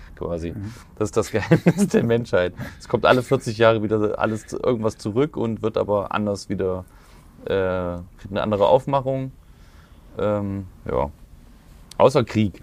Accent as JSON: {"language": "German", "region": "Thuringia", "country": "Germany", "tie": "born or raised there", "moved": "yes", "said": "von Thüringen, von meiner Ecke, wo ich, wo ich herstamme."}